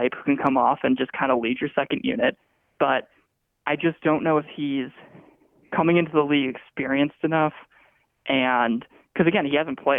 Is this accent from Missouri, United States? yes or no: no; Chicago, Illinois, United States; Growing up in Chicago